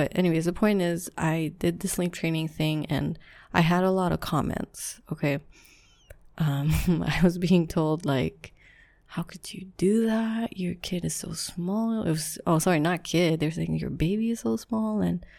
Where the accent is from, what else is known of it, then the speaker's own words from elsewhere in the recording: Philippines; so just a little background, I am Filipino, so Asian, raised, strict household, that part doesn't matter, but anyways, I am from a culture where you co-sleep.